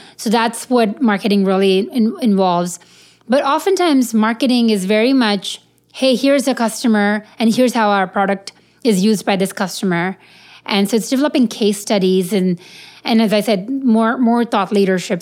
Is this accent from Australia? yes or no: no; India; I'm Indian